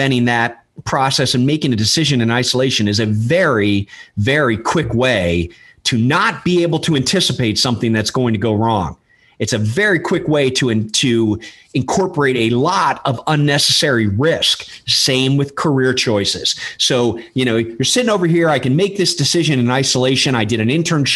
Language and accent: English; Washington, District of Columbia, United States; moved away as an adult; now in Texas, United States; I'm from Washington, D.C.